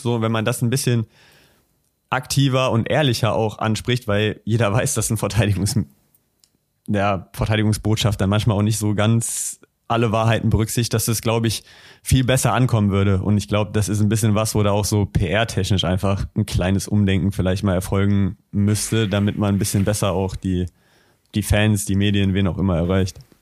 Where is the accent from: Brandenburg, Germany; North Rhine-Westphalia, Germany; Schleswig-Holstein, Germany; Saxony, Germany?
North Rhine-Westphalia, Germany; Düsseldorf; bei uns in Düsseldorf